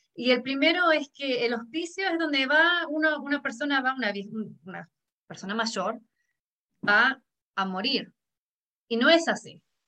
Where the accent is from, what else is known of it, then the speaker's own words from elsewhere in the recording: Argentina; now in High Point, United States; yo vengo de Argentina